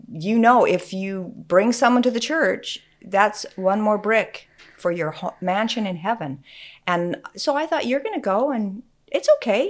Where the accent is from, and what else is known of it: Utah, United States; moved away as an adult; also born or lived in Oregon